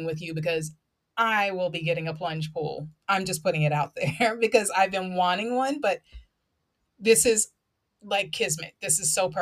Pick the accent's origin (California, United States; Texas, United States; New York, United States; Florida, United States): New York, United States; Long Island; now in New Jersey, United States; I'm born and raised on Long Island, so we were always surrounded by water